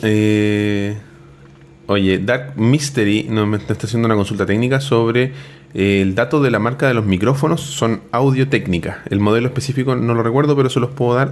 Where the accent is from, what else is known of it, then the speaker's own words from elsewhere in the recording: Chile; tenemos nosotros como chilenos